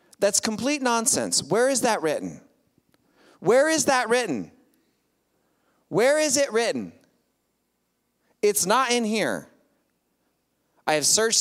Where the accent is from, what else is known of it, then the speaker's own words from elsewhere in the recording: United States; I'm an American